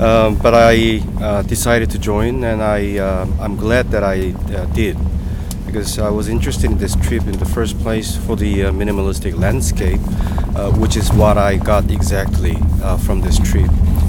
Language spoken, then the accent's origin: English; Hong Kong; I'm from Hong Kong.